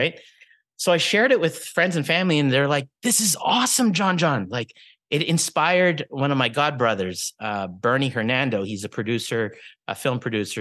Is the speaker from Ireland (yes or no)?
no; Regina, Saskatchewan, Canada; growing up in the eighties, nineties, early two thousands, you know, Philippine culture in Regina, Saskatchewan